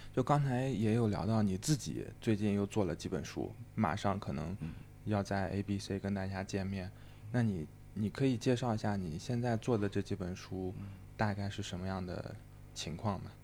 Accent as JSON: {"language": "Chinese", "region": "Henan", "country": "China", "tie": "born or raised there", "moved": "yes", "said": "我老家河南的"}